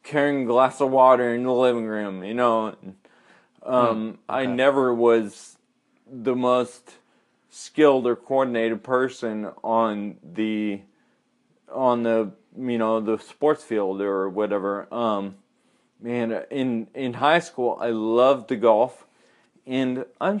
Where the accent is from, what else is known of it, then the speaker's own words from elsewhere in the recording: California, United States; grew up in a suburb in California